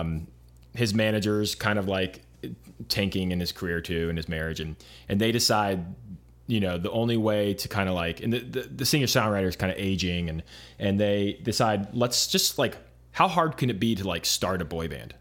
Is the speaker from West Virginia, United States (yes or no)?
no; Arizona, United States; moved away as an adult; also born or lived in Los Angeles, United States; I grew up in Arizona